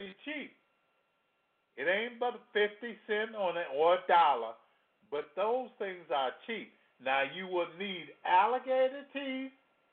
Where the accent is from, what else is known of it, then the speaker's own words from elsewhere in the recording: Louisiana, United States; I come from Louisiana